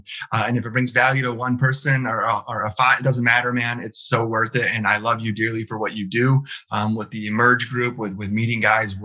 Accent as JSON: {"language": "English", "town": "Detroit", "region": "Michigan", "country": "United States", "tie": "born or raised there", "said": "born and raised in Southeast Michigan. So literally I was born in the city of Detroit. I've lived here my entire life"}